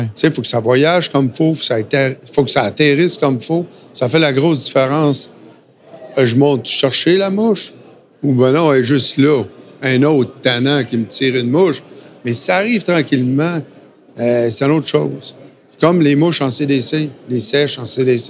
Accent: Lévis, Quebec, Canada; moved away; also born or lived in Sainte-Foy / New Brunswick; je suis natif de Lévis. OK. Euh, Sainte-Foy, après ça

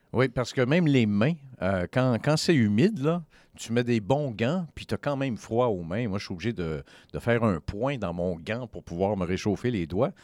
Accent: Quebec, Canada; moved away; on vient du Québec, on est originaire du Québec

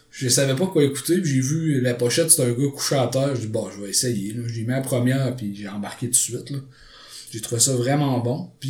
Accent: Quebec, Canada; mais on va dire … parce qu'on est québécois

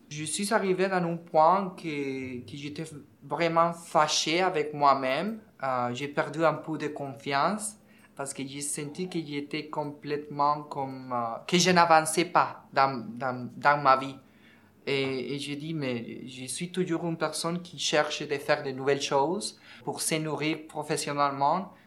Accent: Venezuela; French is a second language; moved away as an adult; also born or lived in Ecuador; now in Montreal, Canada; Mon pays d'origine, euh, c'est Venezuela. Je suis né là, j'ai quitté mon pays en 2014

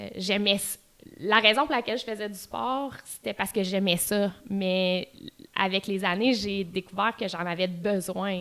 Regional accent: Quebec City, Quebec, Canada; moved away as an adult; also born or lived in Outaouais / Ottawa

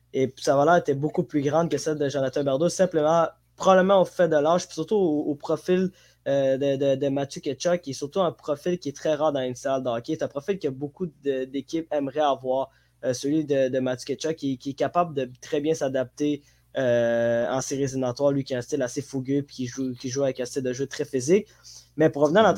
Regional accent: Djibouti; moved away; je viens de Djibouti, Afrique de l'Est

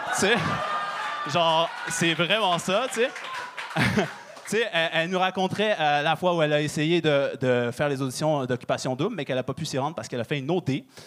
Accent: Quebec, Canada; je suis euh, québécois d'origine marocaine. Fait que euh, moi, j'ai grandi à, la québécoise dehors et à la marocaine à la maison

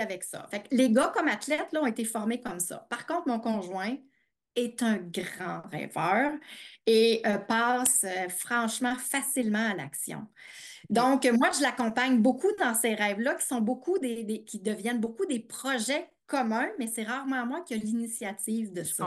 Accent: Eastern Townships, Quebec, Canada; moved away as an adult; also born or lived in Montreal; j'ai grandi en Estrie

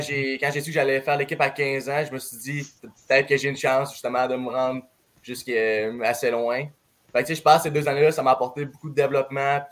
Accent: Saguenay, Quebec, Canada; je viens du Saguenay

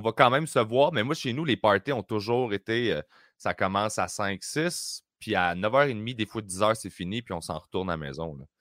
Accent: Sainte-Julie, Quebec, Canada; also born or lived in Greenfield Park; j'ai grandi à Sainte-Julie

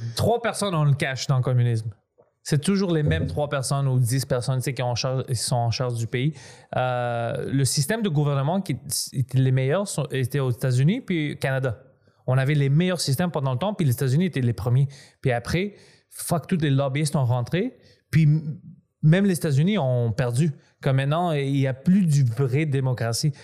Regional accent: Greece; je suis grec

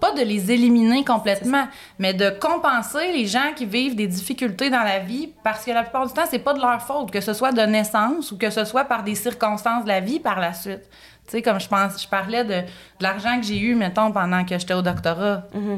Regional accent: Quebec, Canada; moved away; je suis québécoise, canadienne

